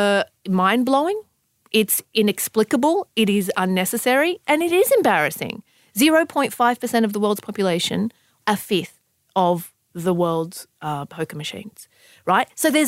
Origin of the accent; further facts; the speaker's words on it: Sydney, New South Wales, Australia; I mean, I grew up in Southwest Sydney.